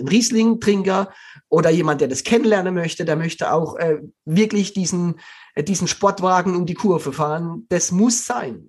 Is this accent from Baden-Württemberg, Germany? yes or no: yes; Black Forest, Baden-Württemberg, Germany; moved away; Ich komme aus dem Schwarzwald, also ich bin da aufgewachsen